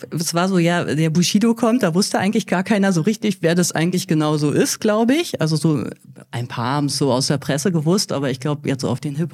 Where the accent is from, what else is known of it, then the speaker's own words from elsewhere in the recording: Berlin, Germany; ich bin ja selber in Berlin groß geworden